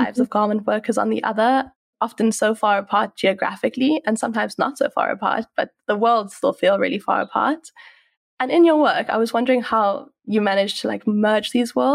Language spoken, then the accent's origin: English; South Africa; I have been born and raised in South Africa